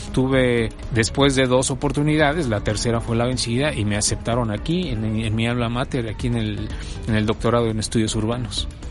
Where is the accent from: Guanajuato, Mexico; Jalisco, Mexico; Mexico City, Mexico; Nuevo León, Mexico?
Mexico City, Mexico; also born or lived in Puebla; yo nací aquí en México, en la Ciudad de México, en el, en el año de 1969